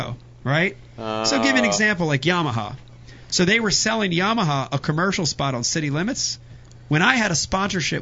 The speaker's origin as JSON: {"language": "English", "town": "Philadelphia", "region": "Pennsylvania", "country": "United States", "tie": "born or raised there", "said": "I grew up in Philadelphia."}